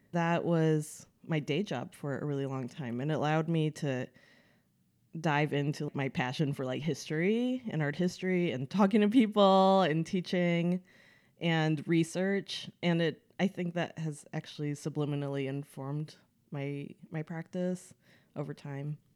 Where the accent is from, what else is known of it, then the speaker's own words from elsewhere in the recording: Oak Park, Illinois, United States; moved away as an adult; also born or lived in New York / France; now in Los Angeles, United States; I'm originally from the Chicago suburbs. That's where I grew up